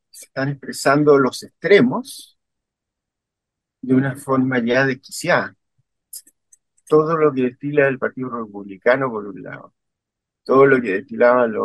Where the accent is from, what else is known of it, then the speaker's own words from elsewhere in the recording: Chile; also born or lived in Berlin, Germany; nosotros somos los chilenos somos bien de reino y reino ante la adversidad.